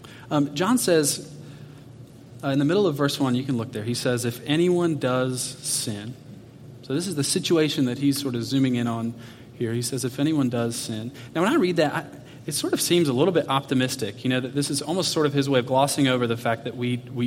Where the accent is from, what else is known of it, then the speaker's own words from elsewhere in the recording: Atlanta, Georgia, United States; I grew up in Atlanta, so we drove from Atlanta, Georgia, out to Arizona